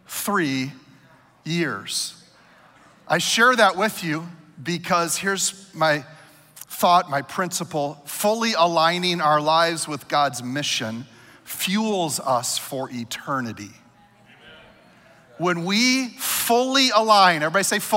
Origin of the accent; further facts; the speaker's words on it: Minnesota, United States; I'm a Minnesotan